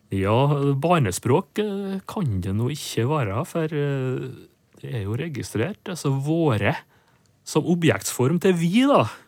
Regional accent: Nordmøre, Møre og Romsdal, Norway; moved away; hjemme på Nordmør

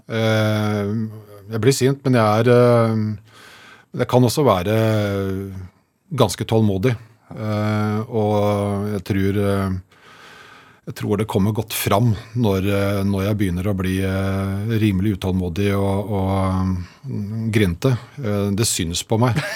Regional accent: Slemmestad, Akershus, Norway; jeg er fra Slemmestad

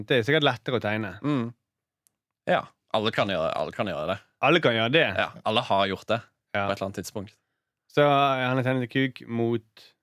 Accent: Jæren, Rogaland, Norway; moved away

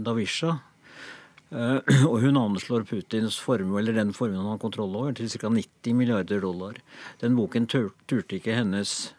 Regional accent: Norway; vi som nordmenn

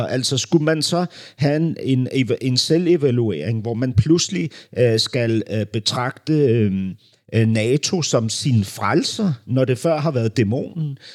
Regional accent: Berlin, Germany; moved away; jeg voksede jo op, klods op af den der Berlinmur, ikke? fordi min barndom udspillede sig i Vestberlin

